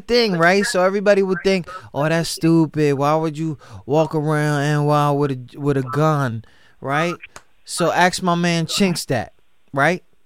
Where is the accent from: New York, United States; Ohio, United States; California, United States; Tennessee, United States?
New York, United States; I grew up in New York and I grew up around like I grew up around black people